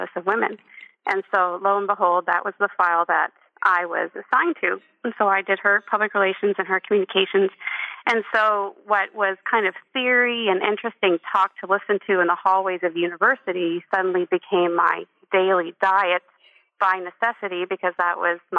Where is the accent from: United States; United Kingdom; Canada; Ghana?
Canada; East Coast of Canada, Atlantic Canada; I grew up in Canada on the East Coast in a beautiful Catholic